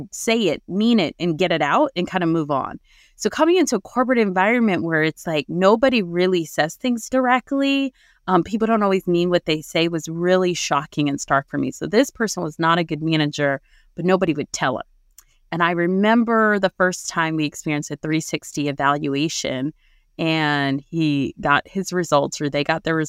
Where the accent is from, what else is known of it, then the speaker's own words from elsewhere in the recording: New Jersey, United States; I was born and raised in New Jersey